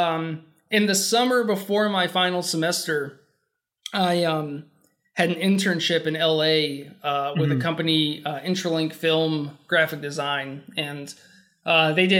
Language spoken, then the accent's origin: English; Elizabethtown, Kentucky, United States; also born or lived in Murray, Kentucky; I'm from Elizabethtown, which is like 3 hours